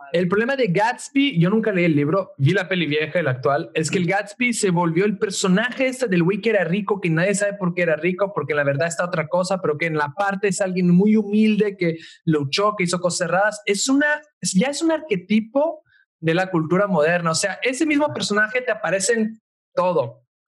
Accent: Italy; moved away; yo soy italiano

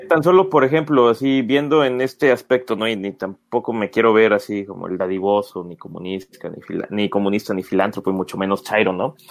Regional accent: Mexico; como mexicanos que son, o que somos también

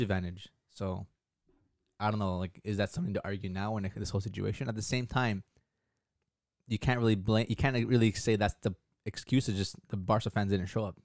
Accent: Canada; back home in Canada

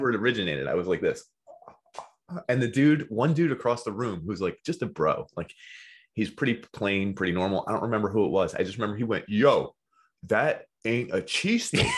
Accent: Philadelphia, Pennsylvania, United States; accent: Philly; I'm from Philly

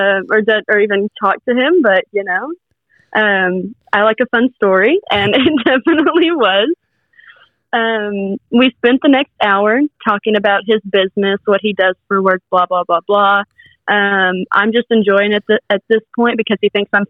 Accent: Austin, Texas, United States; accent: southern; I'm from Austin, Texas

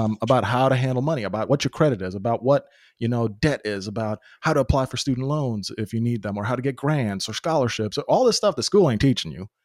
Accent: Memphis, Tennessee, United States; now in Nashville, United States; I came to the States when I was ten years old, so I've been in just different communities, obviously just my immigrant community, then the different immigrant communities in that, growing up in North Memphis

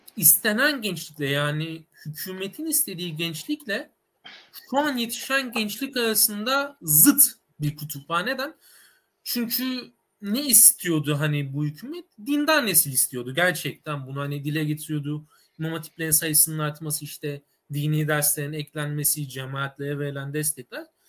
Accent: Adana, Turkey; moved away as an adult; now in Istanbul, Turkey; ben aslen Adanalıyım. İstanbul'a üniversite okuma amacıyla geldim

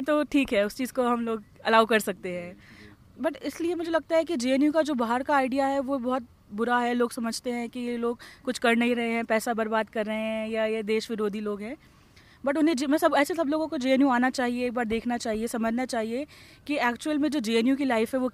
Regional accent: Delhi, India; मैं दिल्ली से ही

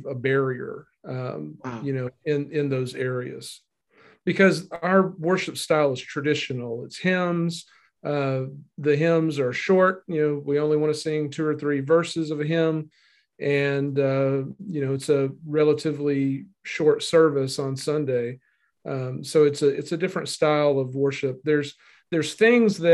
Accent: Northeast Arkansas, United States; now in Memphis, United States; I grew up in Northeast Arkansas

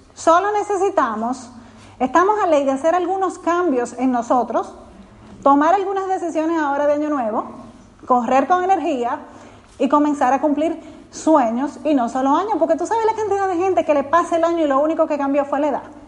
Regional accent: Dominican Republic; soy dominicana

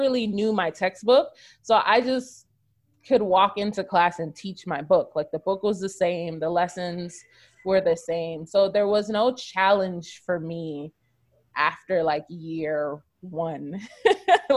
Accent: United States; moved away as an adult; also born or lived in South Korea; we are from America

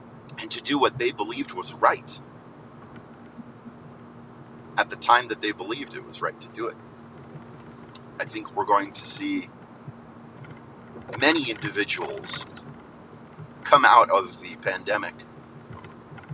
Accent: United States; as American people

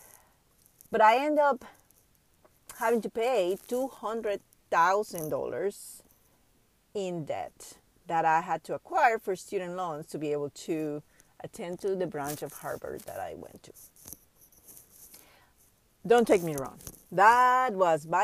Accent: Panama; I grew up in Panama, third world country from Central America

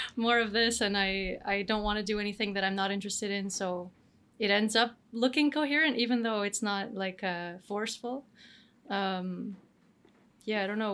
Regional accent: Canada; moved away as an adult; also born or lived in Romania / France / Denmark; now in Spain; I'm born in Romania. I grew up in Canada, and then I've been to I've lived a little bit shortly in other places in the world, like uh, France and Denmark, and now Spain.

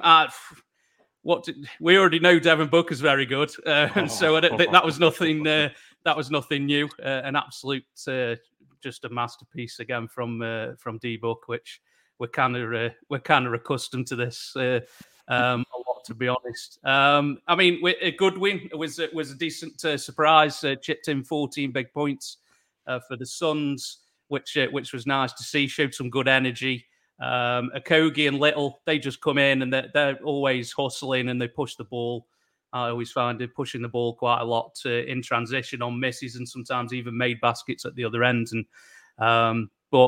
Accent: England, United Kingdom; I'm from England or Great Britain

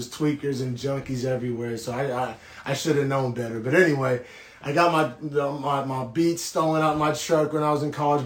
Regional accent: Norman, Oklahoma, United States; I grew up in Norman, Oklahoma, essentially, and from like age, 11 on

